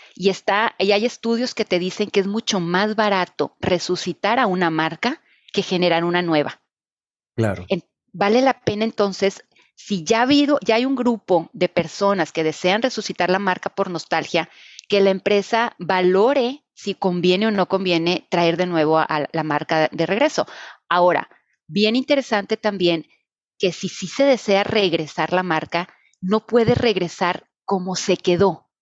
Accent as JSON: {"language": "Spanish", "town": "Reynosa", "region": "Tamaulipas", "country": "Mexico", "said": "yo soy de Reynosa"}